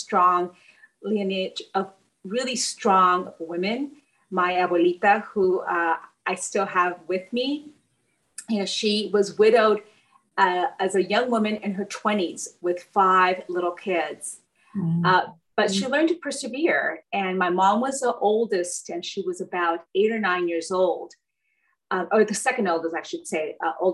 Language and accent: English; Bell, California, United States; I was born and raised in Southeast Los Angeles. I grew up in a community called Bell, California